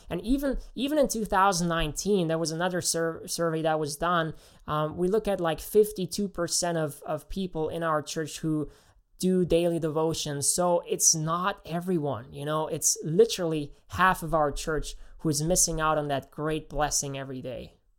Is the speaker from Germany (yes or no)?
yes; Germany; moved away; I actually am from Germany, so I grew up in Germany, uh, went to school there